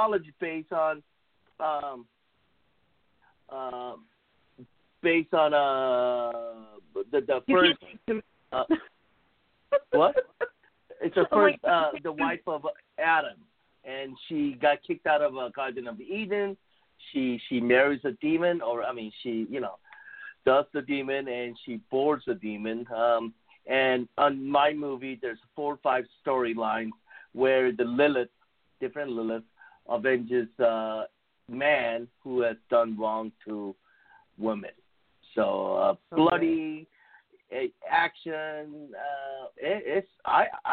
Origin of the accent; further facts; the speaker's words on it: South Korea; accent: Korean; English is a second language; moved away; my outrageous Korean accent